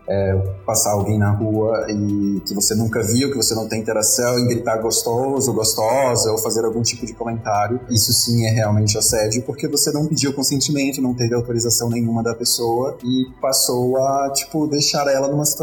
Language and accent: Portuguese; Fortaleza, Ceará, Brazil; moved away as an adult; now in São Paulo, Brazil; eu sou de Fortaleza, moreno aqui em São Paulo já tem quase dois anos